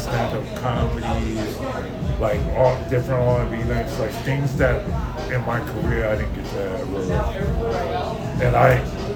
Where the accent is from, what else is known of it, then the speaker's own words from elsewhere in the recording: DMV, United States; also born or lived in Texas; now in El Paso, United States; I'm a DMV dude